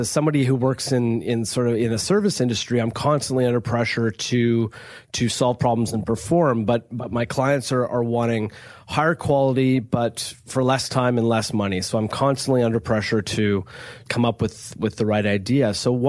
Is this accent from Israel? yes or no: no; Vancouver, British Columbia, Canada; And actually, I grew up in Vancouver. So MacGyver was filmed for many years in Vancouver.